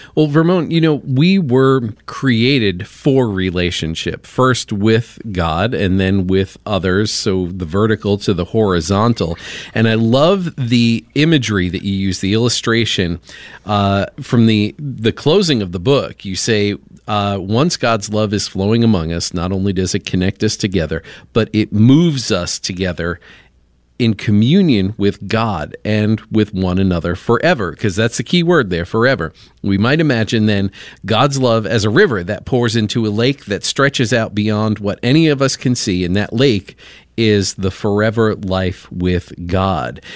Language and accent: English; Long Island, New York, United States; now in Indianapolis, United States; Long Island over here.